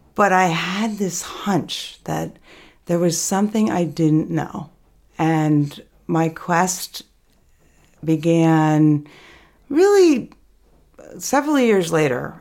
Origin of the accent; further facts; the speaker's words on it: Albany, New York, United States; also born or lived in Manhattan / Bolton Valley, Vermont; now in Stowe, United States; growing up in Albany